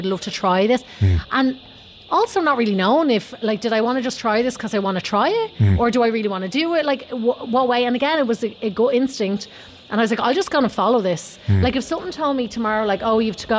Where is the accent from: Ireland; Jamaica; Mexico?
Ireland; Tallaght, Leinster; moved away as an adult; also born or lived in Los Angeles; I grew up in Tallaght